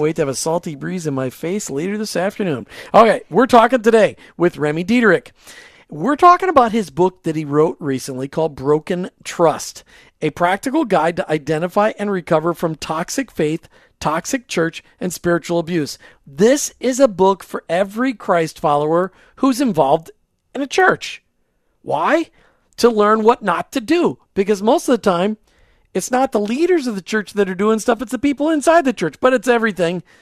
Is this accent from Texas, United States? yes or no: no; Burnsville, Minnesota, United States; I grew up in Burnsville